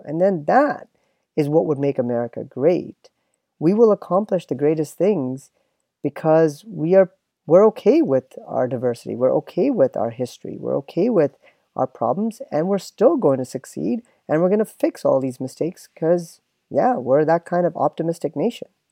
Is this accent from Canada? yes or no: yes; Canada; now in United States; me as a Canadian and as a pseudo American